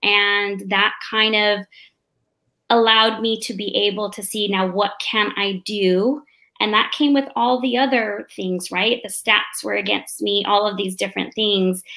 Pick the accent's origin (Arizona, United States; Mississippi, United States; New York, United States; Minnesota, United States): Arizona, United States; Mesa; moved away as an adult; now in Oceanside, United States; They moved us down to the city in Mesa, Phoenix, and um, I grew up there. Uh, I grew up in a predominantly Hispanic neighborhood